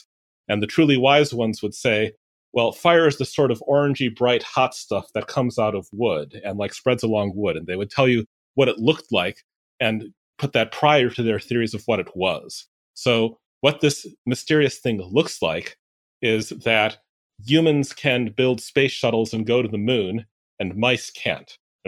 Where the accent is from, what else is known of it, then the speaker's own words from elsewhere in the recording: Chicago, Illinois, United States; Chicago, Illinois.